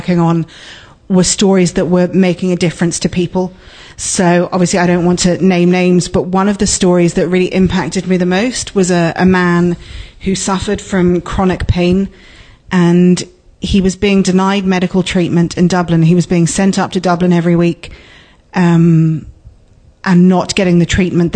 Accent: London, United Kingdom; moved away as an adult; now in Letterkenny, Ireland; I grew up in London, but my mother was from Lower Main Street. And I moved back to Letterkenny, oh gosh, in 1999

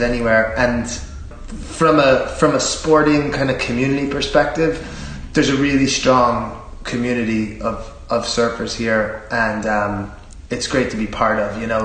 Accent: Philadelphia, Pennsylvania, United States; moved away as an adult; also born or lived in Cavan; now in Bundoran, Ireland; I come from an Irish-American family. I'm from Philadelphia

